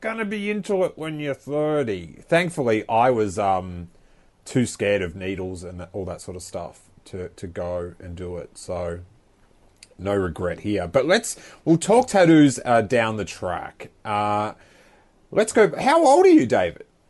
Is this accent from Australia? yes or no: yes; Rosebud, Victoria, Australia; I grew up in this small town of Rosebud